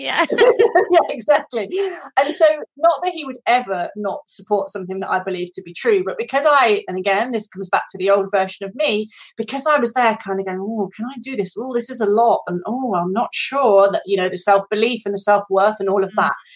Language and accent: English; United Kingdom; now in France; I actually am currently based in France. Um, I'm British, as most of you will be able to hear